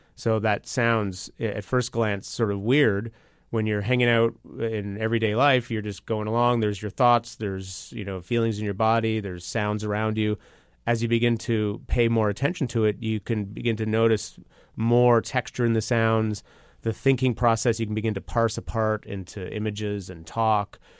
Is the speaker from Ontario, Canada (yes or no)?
yes; Toronto, Ontario, Canada; I'm from Toronto